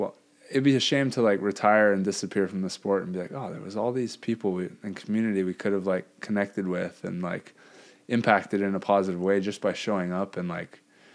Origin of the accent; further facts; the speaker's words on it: Hawaii, United States; I'm from Hawaii too.